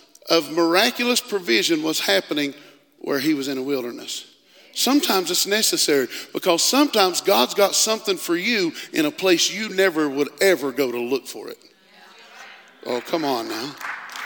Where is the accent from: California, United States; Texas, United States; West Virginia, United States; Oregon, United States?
West Virginia, United States; I'm from West Virginia.